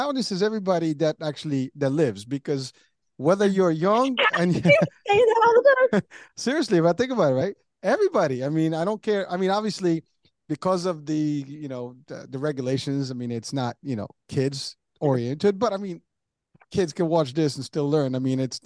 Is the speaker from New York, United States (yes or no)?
yes; New York, United States; also born or lived in Pennsylvania; now in Central New Jersey, United States; I'm from New York, so, you know, the pace is very high